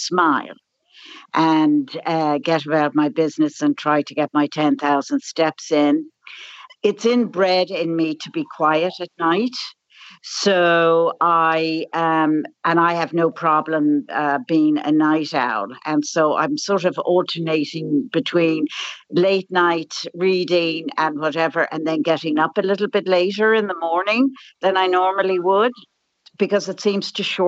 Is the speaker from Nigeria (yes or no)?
no; Dublin, Leinster, Ireland; moved away as an adult; also born or lived in United States; And you probably can tell by my accent that I've been out of Ireland. I grew up here in Dublin and I lived in America for 43 years and I returned 3 years ago.